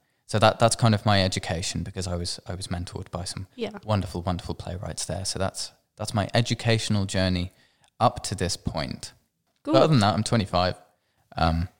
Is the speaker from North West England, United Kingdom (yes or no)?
yes; Manchester, North West England, United Kingdom; now in London, United Kingdom; Yeah, I'm from Manchester. I can say things like Bath. Or up, or if I try to stick my actual accent on, it sort of comes out a little more like that. But I'm in London, so it blends in.